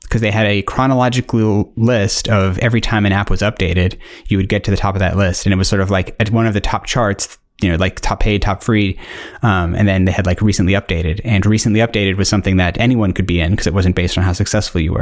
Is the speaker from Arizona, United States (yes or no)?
no; Northern Virginia, United States; moved away as an adult; also born or lived in South Africa; now in United Kingdom; I was born in South Africa, uh, lived there till I was eleven, and then moved to the United States, uh, and, uh, specifically, like, the Northern Virginia area